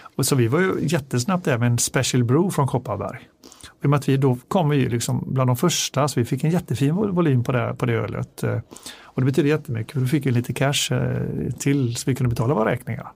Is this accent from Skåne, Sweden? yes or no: no; Gothenburg, Västra Götaland, Sweden; Jag är från Göteborg själv